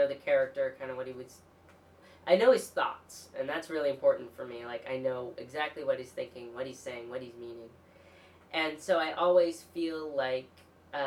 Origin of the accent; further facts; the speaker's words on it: Seattle, Washington, United States; also born or lived in India / Port Townsend, Washington; I was born in India and raised in Seattle